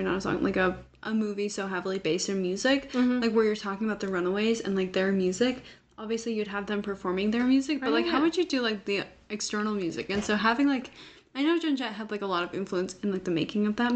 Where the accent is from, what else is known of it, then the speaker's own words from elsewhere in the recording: Salt Lake City, Utah, United States; also born or lived in Lehi, Utah; I was born in Salt Lake. But I lived for the first few years of my life in Lehigh, Utah.